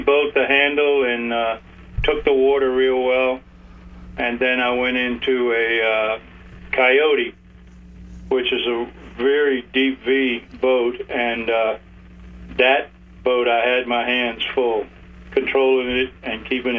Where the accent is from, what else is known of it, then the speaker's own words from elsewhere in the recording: Key West, Florida, United States; when I was growing up in Key West, we used to run the boats pretty fast in the backcountry